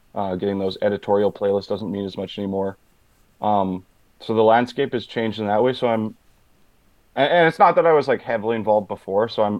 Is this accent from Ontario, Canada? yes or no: no; Manitoba, Canada; now in Winnipeg, Canada; I'm from Boise, Manitoba.